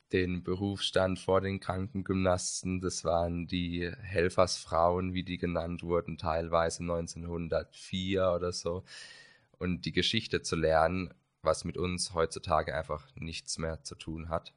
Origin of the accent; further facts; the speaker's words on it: Karlsruhe, Baden-Württemberg, Germany; komme aus Karlsruhe